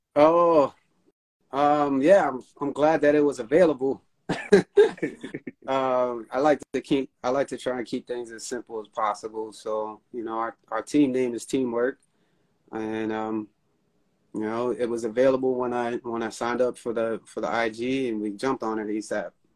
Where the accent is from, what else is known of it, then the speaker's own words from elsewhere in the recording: New York City, New York, United States; I'm from New York, born and raised